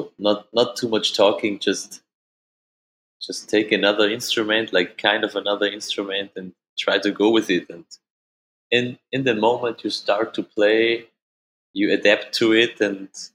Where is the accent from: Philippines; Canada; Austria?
Austria; accent: Austrian German; first language German; English is a second language; German, of course, which is my mother language. I mean, it's more Austrian than German